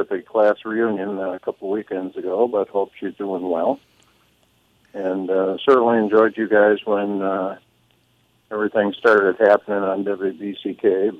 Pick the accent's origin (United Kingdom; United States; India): United States; Albion, Michigan; I grew up in Albion.